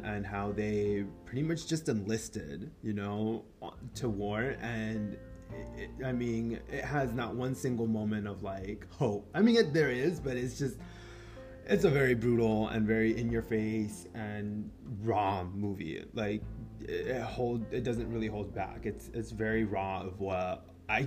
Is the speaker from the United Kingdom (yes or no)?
no; Mexico; first language Spanish; English is a second language; English is not my first language. Soy mexicano, so yo aprendí primero español